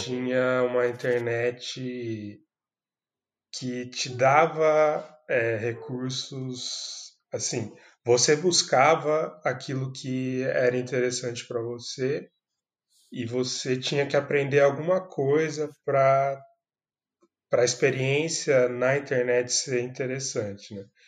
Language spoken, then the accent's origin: Portuguese; Campinas, São Paulo, Brazil; eu sou de Campinas, São Paulo